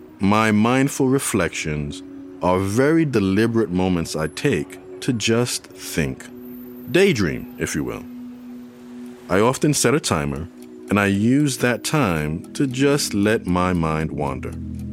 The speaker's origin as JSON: {"language": "English", "town": "New York City", "region": "New York", "country": "United States", "tie": "born or raised there", "moved": "yes", "lives_now": "Chapel Hill, United States", "said": "my younger days growing up in New York City."}